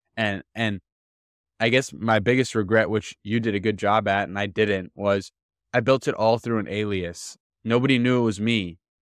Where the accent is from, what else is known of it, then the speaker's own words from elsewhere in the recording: Miami, Florida, United States; I'm from Miami